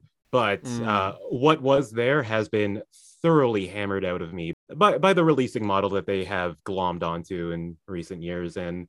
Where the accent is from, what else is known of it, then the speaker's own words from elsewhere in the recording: United Kingdom; accent: British; I was able to really flatten my British accent for you, so you had no idea, but I can see that you were incredibly charmed.